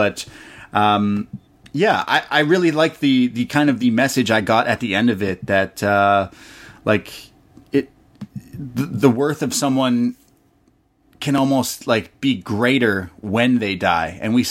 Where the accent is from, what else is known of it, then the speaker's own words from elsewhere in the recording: Canada; Like I said, I'm a Canadian. I don't know my American history, as you could tell.